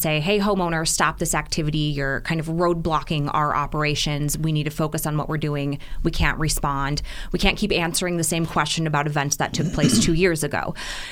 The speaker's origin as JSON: {"language": "English", "region": "Midwest", "country": "United States", "moved": "yes", "lives_now": "Arizona, United States", "said": "I'm originally from the Midwest."}